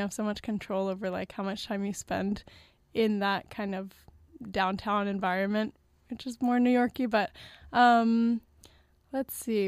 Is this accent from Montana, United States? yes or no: no; New Orleans, Louisiana, United States; I'm from New Orleans